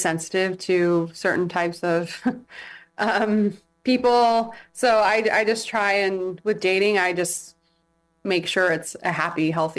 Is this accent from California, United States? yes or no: yes; San Diego, California, United States; also born or lived in England / Imperial Beach / Chula Vista; now in Hawaii, United States; I am from San Diego.